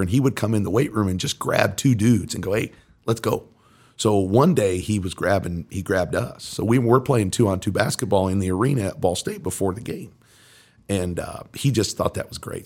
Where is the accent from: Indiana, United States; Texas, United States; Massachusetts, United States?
Indiana, United States; Mooresville; also born or lived in New York City; I grew up in Mooresville.